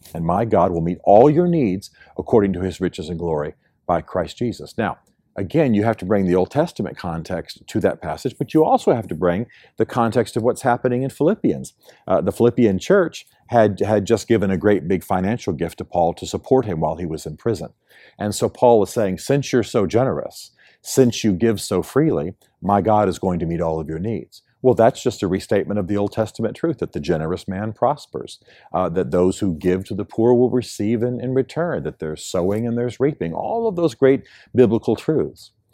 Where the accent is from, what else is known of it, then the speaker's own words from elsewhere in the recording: United States; moved away; in my home country, the United States